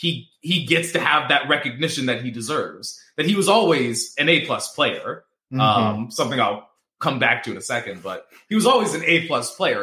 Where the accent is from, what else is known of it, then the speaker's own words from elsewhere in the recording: New Orleans, Louisiana, United States; At WrestleMania, which was in my hometown, by the way, New Orleans.